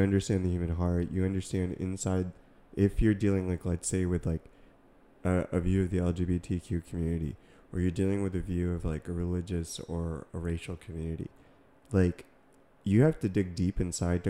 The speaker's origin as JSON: {"language": "English", "region": "Massachusetts", "country": "United States", "tie": "born or raised there", "moved": "yes", "lives_now": "California, United States", "said": "I grew up in Massachusetts, like, you know, people were talking a certain way. You know, and then even California, like where we live"}